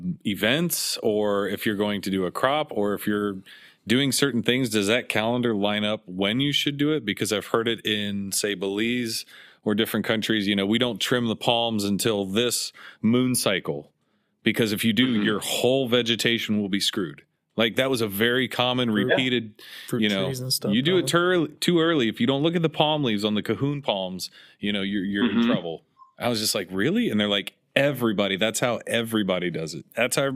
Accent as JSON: {"language": "English", "region": "Midwest", "country": "United States", "said": "I'm from the Midwest."}